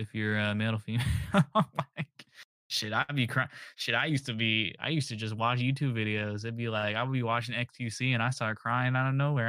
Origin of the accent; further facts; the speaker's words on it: the South, United States; I'm from the South, so there's, like, the Baptist side